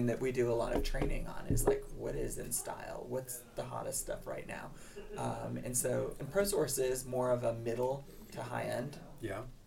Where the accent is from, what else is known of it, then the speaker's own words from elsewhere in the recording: Michigan, United States; moved away as an adult; now in Ohio, United States; I'm from Michigan